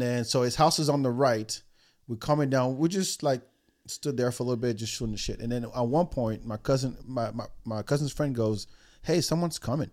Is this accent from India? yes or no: no; France; moved away; also born or lived in Africa; growing up in France